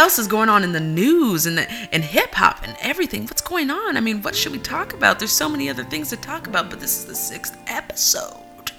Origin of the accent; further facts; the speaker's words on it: California, United States; We are originally from California.